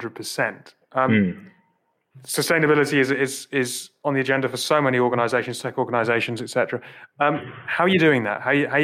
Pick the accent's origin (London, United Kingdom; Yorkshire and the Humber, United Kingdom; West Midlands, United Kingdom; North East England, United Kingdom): North East England, United Kingdom; Newcastle upon Tyne; I'm from Newcastle